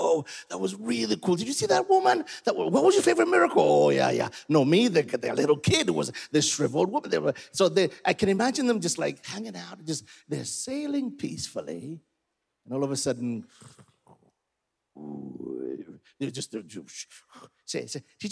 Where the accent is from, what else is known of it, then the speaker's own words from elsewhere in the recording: Uganda; I'm from Uganda, and here, for us, we tell stories. I come from a 3,000-year, tribe